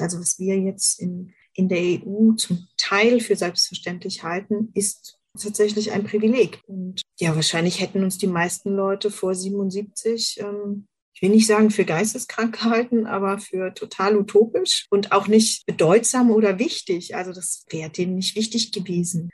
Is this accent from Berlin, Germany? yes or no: yes; Berlin, Germany; moved away; Ich bin tatsächlich in Westberlin groß geworden